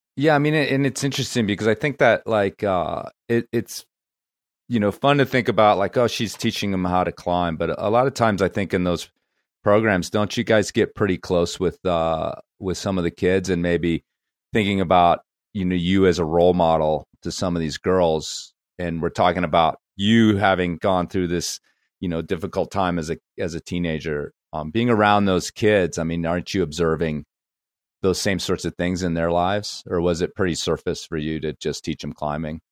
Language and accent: English; Chicago north suburbs, Illinois, United States; I'll just say Chicago.